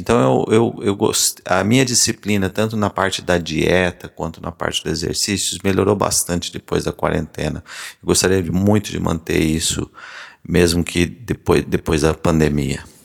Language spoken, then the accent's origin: Portuguese; Paraná, Brazil; moved away as an adult; also born or lived in São Paulo / Londrina; now in Maryland, United States; eu nasci e cresci no Paraná